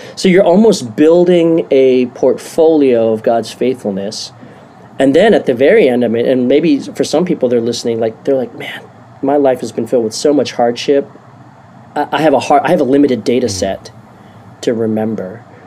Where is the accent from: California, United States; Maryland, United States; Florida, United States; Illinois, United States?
Maryland, United States; I was born and raised in Maryland